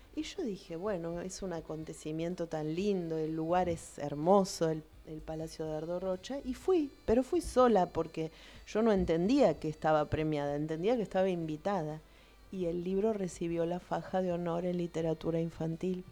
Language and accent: Spanish; Lomas de Zamora, Buenos Aires Province, Argentina; yo nací en Lomas, me crié en Lomas, estudié en la normal de Lomas y trabajé como docente siempre aquí